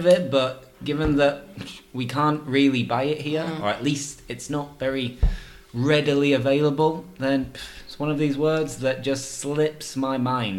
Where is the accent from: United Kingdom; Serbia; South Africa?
United Kingdom; Yorkshire and the Humber; But yeah, I'm from Yorkshire. It might not sound like it sometimes, but I'm from Yorkshire.